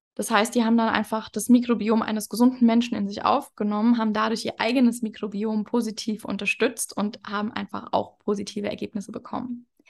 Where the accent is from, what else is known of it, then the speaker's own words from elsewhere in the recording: Germany; moved away as an adult; now in Mexico; in Deutschland geboren zu sein, aus Deutschland